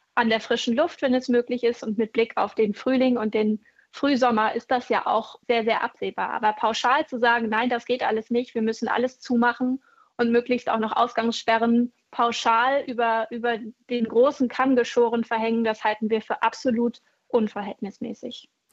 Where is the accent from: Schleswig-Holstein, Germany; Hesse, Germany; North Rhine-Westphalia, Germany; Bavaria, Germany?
Schleswig-Holstein, Germany; bei uns in Schleswig-Holstein